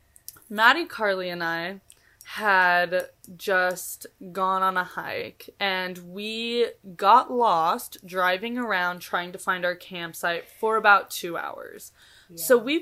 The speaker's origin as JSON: {"language": "English", "town": "Kansas City", "country": "United States", "said": "We're like, Kansas City."}